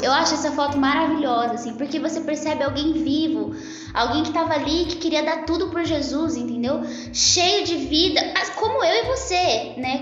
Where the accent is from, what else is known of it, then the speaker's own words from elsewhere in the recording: Campinas, São Paulo, Brazil; eu tenho 22 anos, sou campineira